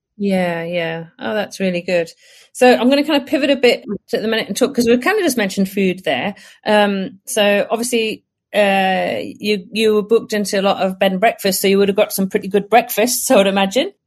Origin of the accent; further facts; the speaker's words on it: Northumberland, North East England, United Kingdom; I'm originally from Northumberland